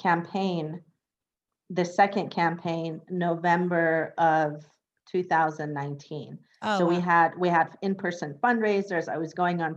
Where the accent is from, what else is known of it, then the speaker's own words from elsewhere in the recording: Northern California, United States; moved away as an adult; also born or lived in Iran / Los Angeles; now in West Hollywood, United States; I was born in Iran, and my family and I fled Iran after the revolution and war when I was five. And I was undocumented till I was 16. And we moved to Northern California. So I grew up in Northern California